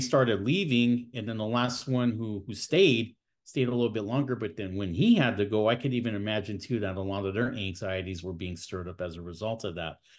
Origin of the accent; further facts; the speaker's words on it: San Bernardino, California, United States; also born or lived in Fresno, California; I was born and raised in the Inland Empire, uh, here in Southern California. I was born in, uh, San Bernardino